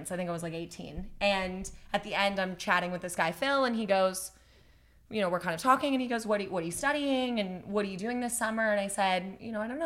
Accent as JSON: {"language": "English", "town": "Calgary", "region": "Alberta", "country": "Canada", "tie": "born or raised there", "said": "I grew up in Calgary"}